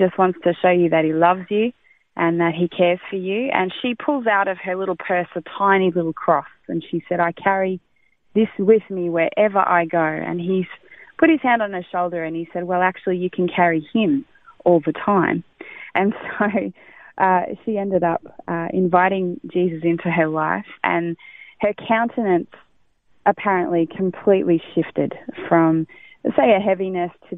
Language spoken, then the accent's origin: English; country Victoria, Australia; moved away as an adult; now in Gold Coast, Australia; I have been in this city for 20 years. I come from Country Vic, moved here 20 years ago